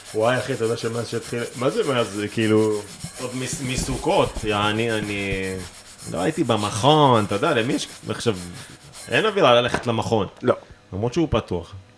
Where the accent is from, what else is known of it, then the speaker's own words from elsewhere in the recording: Israel; אני מישראל